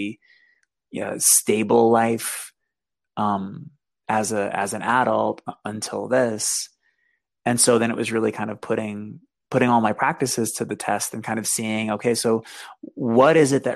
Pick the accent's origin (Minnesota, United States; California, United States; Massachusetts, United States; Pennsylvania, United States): Massachusetts, United States; Boston; So I grew up in Boston.